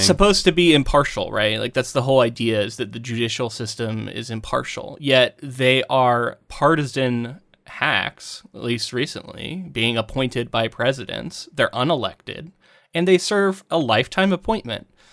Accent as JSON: {"language": "English", "country": "United States", "said": "as an American"}